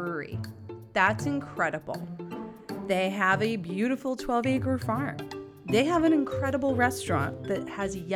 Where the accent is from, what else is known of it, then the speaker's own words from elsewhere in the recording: New Hampshire, United States; I am from New Hampshire. So being a fellow gal, a New England gal who is from New Hampshire